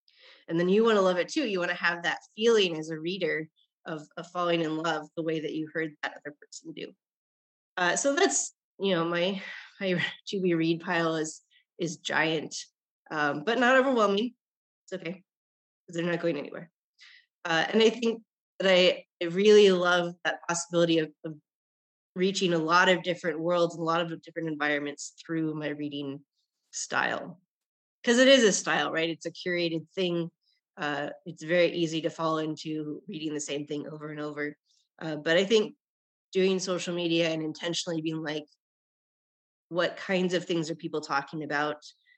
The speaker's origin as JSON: {"language": "English", "country": "Japan", "tie": "born there", "said": "I guess the most interesting thing that people, strangers, find out is that I was born in Japan."}